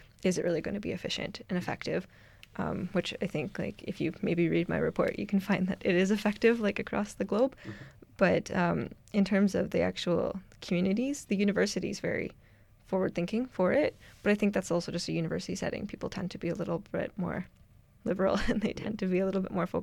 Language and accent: English; Ontario, Canada; now in Edmonton, Canada; I'm from Ontario